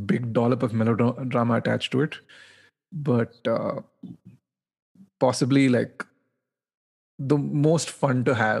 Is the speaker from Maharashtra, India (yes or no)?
no; Bangalore, Karnataka, India; moved away as an adult; now in New York, United States; I moved to New York 3 years ago, and a large part of me growing up in Bangalore